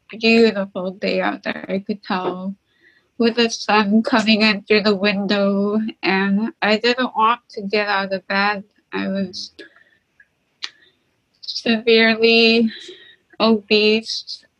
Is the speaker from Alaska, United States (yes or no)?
yes; St. Lawrence Island, Alaska, United States; now in Nome, United States; I'm from St. Lawrence Island in Alaska, but I live in Nome